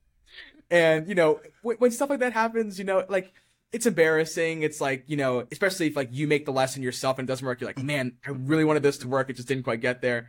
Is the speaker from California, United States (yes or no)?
no; Eldersburg, Maryland, United States; I grew up in Eldersburg, and I lived in Eldersburg up until last year when I moved out